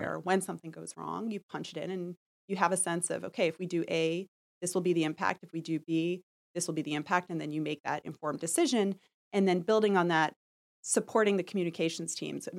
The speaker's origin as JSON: {"language": "English", "town": "New York City", "region": "New York", "country": "United States", "tie": "born or raised there", "said": "I was born in Manhattan, I grew up in, in Park Slope, I've lived in the city a long time"}